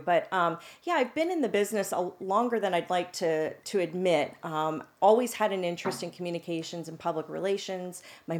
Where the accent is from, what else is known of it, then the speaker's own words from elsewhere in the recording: Pennsylvania, United States; because I felt like, well, I'm from Central PA. Do I really know what I'm doing?